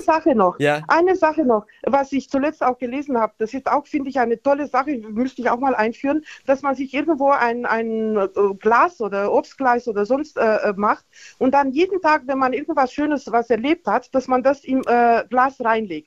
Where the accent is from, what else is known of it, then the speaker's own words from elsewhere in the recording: Nuremberg, Bavaria, Germany; bin aus Nürnberg